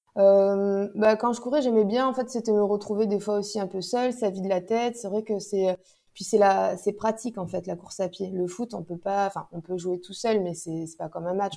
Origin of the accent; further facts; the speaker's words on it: Toulouse, Occitania, France; moved away as an adult; now in Aix-en-Provence, France; j'habite euh, à Aix-en-Provence, mais euh, je suis toulousaine euh, à la base. Mais bon, ça fait déjà dix ans que je suis dans la région du Sud-Est